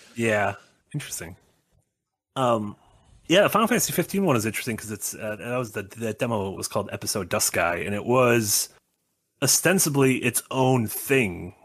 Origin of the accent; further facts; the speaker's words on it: Sun Prairie, Wisconsin, United States; the town I grew up in Wisconsin was the hometown of Georgia O'Keeffe